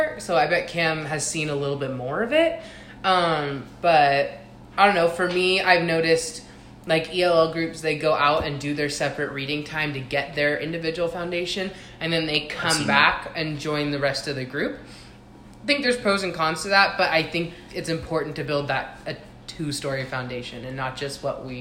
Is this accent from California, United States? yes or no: yes; Southern California, United States; moved away; I'm also from Southern California